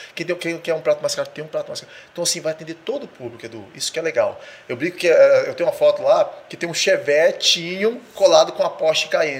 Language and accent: Portuguese; Cariacica, Espírito Santo, Brazil; Eu e Kelly somos nascidos e criados na Vila Capixaba, em Cariacica, um bairro muito simples, bom de morar